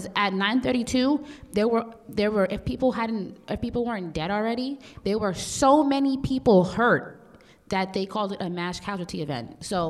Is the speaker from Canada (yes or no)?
no; Jamaica; I'm West Indian, too, and I say...